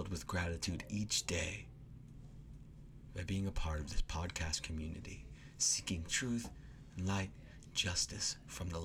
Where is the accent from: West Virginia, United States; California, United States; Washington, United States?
Washington, United States; I'm a Washingtonian, actually. I was born and raised in Washington State